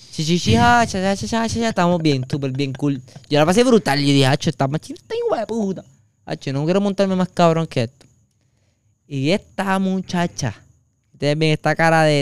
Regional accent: Ponce, Puerto Rico; Y yo de Ponce orgulloso

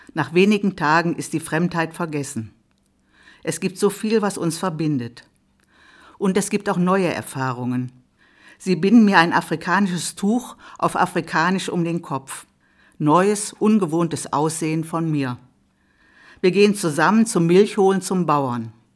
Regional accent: Germany; also born or lived in Duisburg

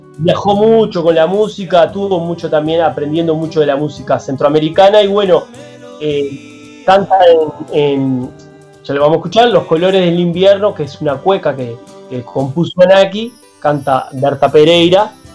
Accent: Uruguay

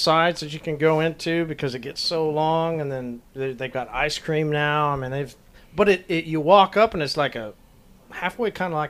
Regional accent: Oklahoma, United States; I'm from Oklahoma.

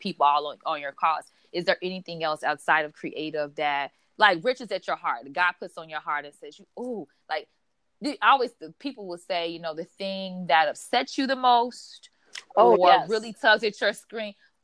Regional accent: Chicago, Illinois, United States; moved away as an adult; now in Los Angeles, United States; back in my hometown, Chicago

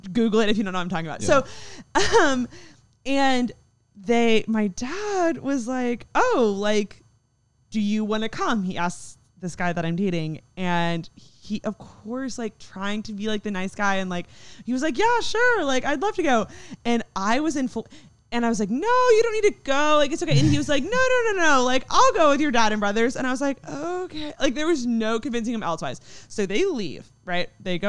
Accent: Texas, United States; we're all from Texas.

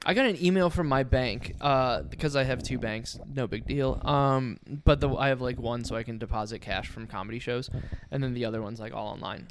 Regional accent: Ohio, United States; I grew up in Ohio.

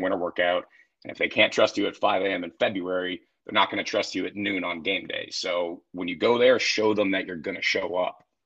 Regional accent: Oakwood, Ohio, United States; also born or lived in Canada; I grew up in Oakwood

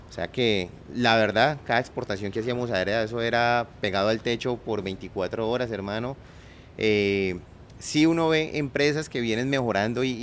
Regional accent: Colombia; como colombianos tenemos que dejar tantas diferencias

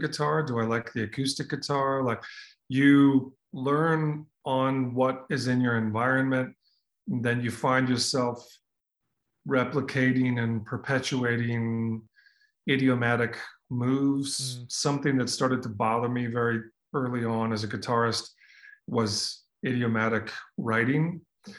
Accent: Minnesota, United States; I grew up in Minnesota

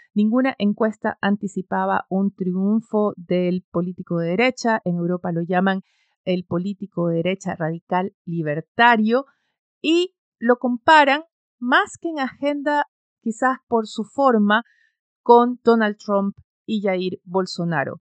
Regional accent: Ecuador; moved away; Ecuador está en ello, es mi país de origen, mi familia está ahí

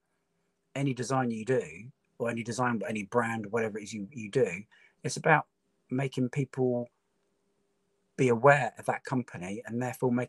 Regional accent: Torquay, South West England, United Kingdom; also born or lived in Basingstoke, Hampshire; I was born in Hampshire, born in Basing, but my parents moved down to my best place there, Torquay. When we were about 10 and 11 years old

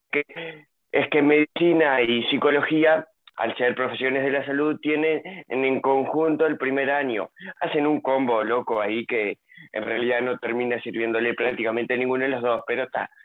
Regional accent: Nueva Palmira, Colonia, Uruguay; yo soy de Nueva Palmira, en Colonia

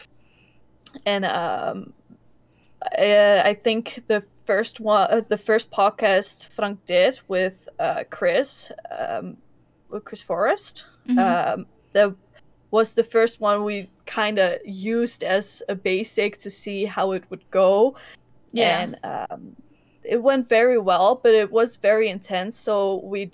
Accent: Enschede, Overijssel, Netherlands; we're from Enschede, from Holland

